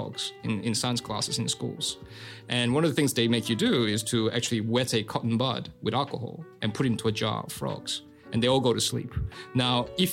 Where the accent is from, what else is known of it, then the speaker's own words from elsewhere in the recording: Sydney, New South Wales, Australia; growing up in Sydney